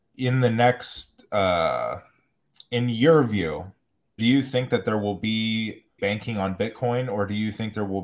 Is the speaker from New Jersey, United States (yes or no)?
no; Columbus, Ohio, United States; now in Sacramento, United States; I grew up in Columbus, Ohio